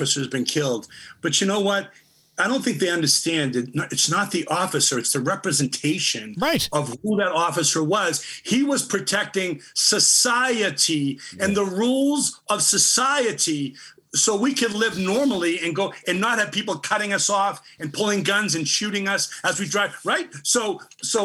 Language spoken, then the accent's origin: English; United States; I grew up in Charleston. I grew up with bank robbers and gangsters